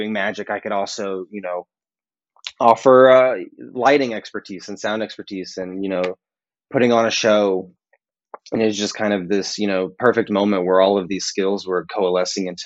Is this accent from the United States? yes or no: yes; Dallas, Texas, United States; moved away as an adult; now in Chicago, United States; I grew up in Dallas, so TAOM was my local convention